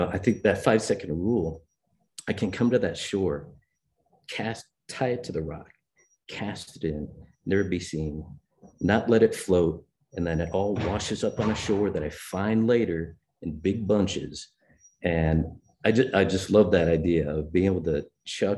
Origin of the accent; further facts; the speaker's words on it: Chicago, Illinois, United States; I was born in Chicago